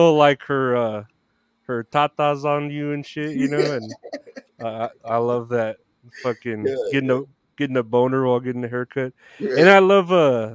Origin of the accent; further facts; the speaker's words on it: Uvalde, Texas, United States; moved away; my hometown and yours, the 830 Uvalde?